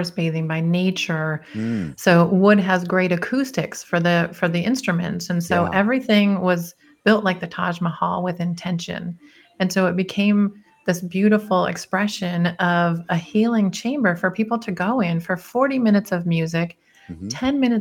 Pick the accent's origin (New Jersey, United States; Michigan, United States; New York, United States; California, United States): Michigan, United States; Detroit; moved away; I'm an engineer from Detroit